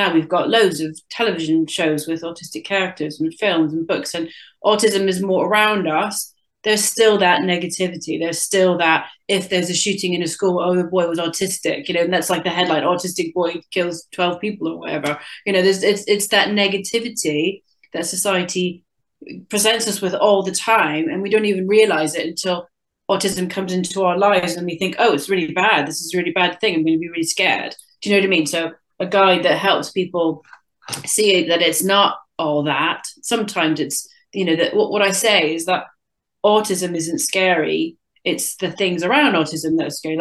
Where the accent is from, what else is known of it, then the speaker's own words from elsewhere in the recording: United States; moved away as an adult; now in North Somerset, United Kingdom; I'm originally American and I've been in the UK for 21 years, and I currently live just outside of Bristol in North Somerset.